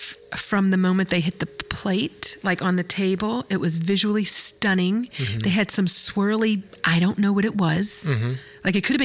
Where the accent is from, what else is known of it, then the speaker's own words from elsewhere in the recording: New Orleans, Louisiana, United States; I'm from New Orleans